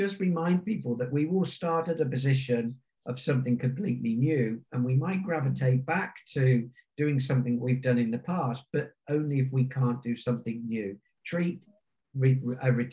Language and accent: English; Warwickshire, rural England, West Midlands, United Kingdom; since I was around 13 years of age in my grandparents' village pub in the centre of Warwickshire in rural England